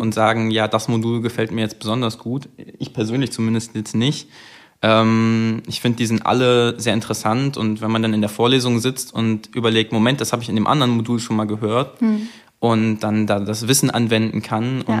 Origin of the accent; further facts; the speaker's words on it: Leipzig, Saxony, Germany; moved away as an adult; now in Zittau, Germany; ich komme ja ursprünglich aus Leipzig